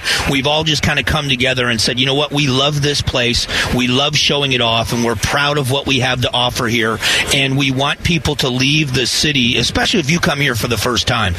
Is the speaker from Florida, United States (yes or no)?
yes; Southwest Florida, United States; also born or lived in Arizona; now in Phoenix, United States; I grew up in Southwest Florida, a beautiful part of the country. I still have family and friends there. I have a lot there. And so part of it is it will always be kind of home to me.